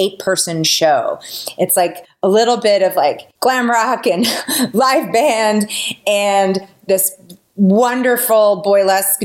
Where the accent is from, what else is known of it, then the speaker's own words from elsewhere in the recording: Wisconsin, United States; moved away as an adult; also born or lived in St. Louis, Missouri; now in Seattle, United States; I'm an only child and I grew up in Wisconsin